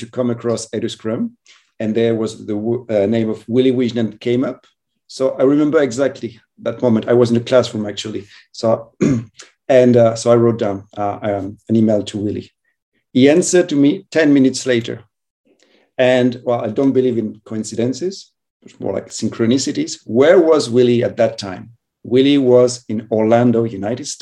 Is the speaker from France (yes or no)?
yes; France; moved away as an adult; also born or lived in Madrid / northern Spain; now in Spain; I'm from France and traveled a bit.